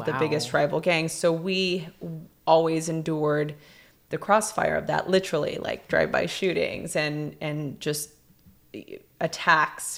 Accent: Los Angeles, California, United States; growing up in East LA during a very chaotic time in the history of Los Angeles, during the LA riots, first gen Mexican American

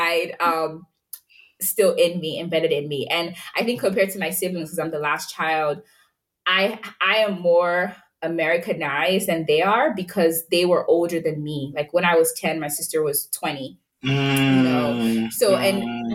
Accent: Nigeria; moved away; also born or lived in United States; when I was in Nigeria

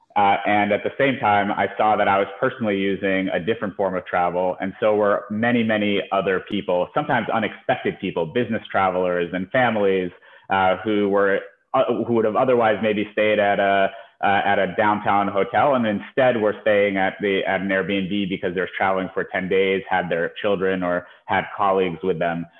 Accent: United States; also born or lived in Ukraine; we moved to the U.S. when I was a little under two years old

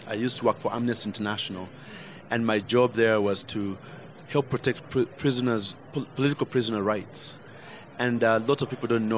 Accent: Uganda; I fought back as a Ugandan

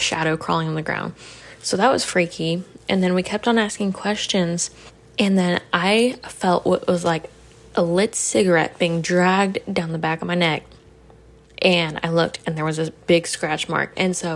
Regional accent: Oklahoma, United States; I'm from Oklahoma

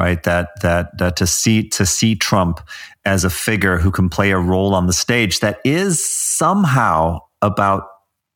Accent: South Africa; as a kid myself growing up in South Africa under apartheid

